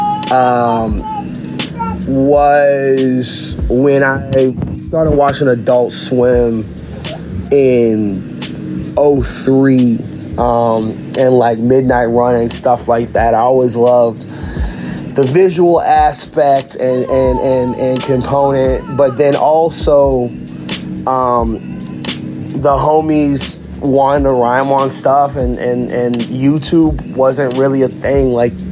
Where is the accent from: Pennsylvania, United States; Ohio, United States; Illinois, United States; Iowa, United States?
Pennsylvania, United States; Philadelphia; also born or lived in New Jersey / New York; now in New Orleans, United States; I'm originally from Philadelphia by way of New Jersey